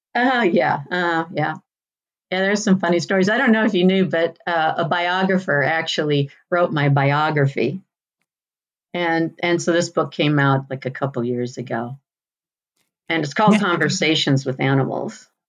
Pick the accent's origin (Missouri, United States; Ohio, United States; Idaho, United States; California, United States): Missouri, United States; Union; now in Cave Creek, United States; I grew up in Missouri, about an hour southwest of St. Louis at the north end of the Ozarks in a town called Union